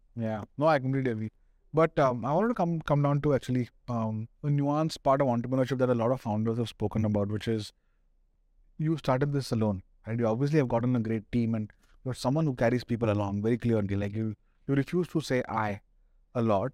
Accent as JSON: {"language": "English", "town": "Pune", "region": "Maharashtra", "country": "India", "moved": "yes", "lives_now": "Delhi, India", "said": "I'm from Pune"}